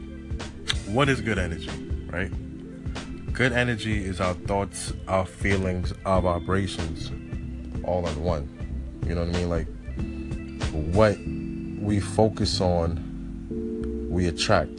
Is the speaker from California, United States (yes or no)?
no; New York City, New York, United States; I'm a photographer from Brooklyn, New York